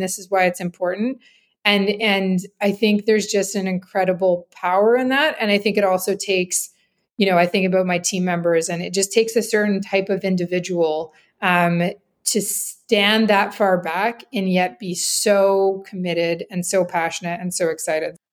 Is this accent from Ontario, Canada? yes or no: no; Grande Prairie, Alberta, Canada; also born or lived in Saskatchewan; I'm from Northern Alberta